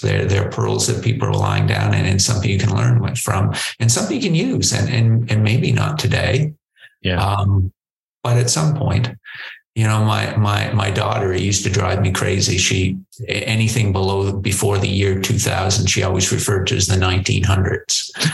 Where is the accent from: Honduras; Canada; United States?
Canada; Prince Edward Island; moved away; also born or lived in New Brunswick, Canada / Nova Scotia, Canada; I, I, grew up in a, a, little place called Prince Edward Island, Canada